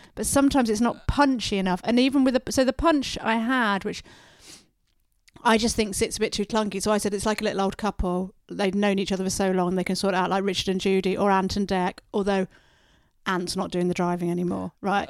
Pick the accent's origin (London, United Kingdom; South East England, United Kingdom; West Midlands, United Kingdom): South East England, United Kingdom; Oxford; when I was growing up in Oxford